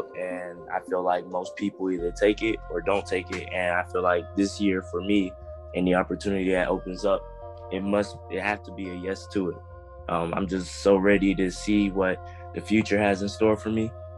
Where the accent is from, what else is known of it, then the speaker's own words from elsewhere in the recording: Columbia, South Carolina, United States; So I was born in Columbia, South Carolina.